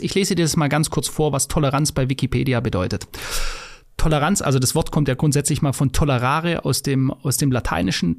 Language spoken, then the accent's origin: German; Germany